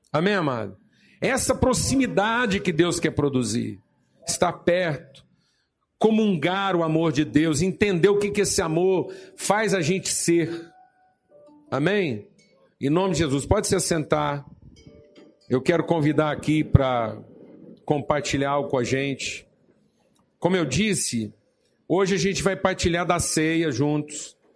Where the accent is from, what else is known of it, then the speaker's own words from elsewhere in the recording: Zahle, Beqaa, Lebanon; fui trabalhar no meu ministério na minha terra natal em Zahlen.